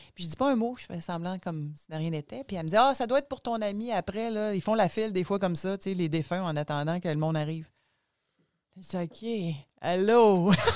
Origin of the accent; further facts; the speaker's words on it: Gaspésie, Quebec, Canada; je suis née en Gaspésie, mon père était médecin en Gaspésie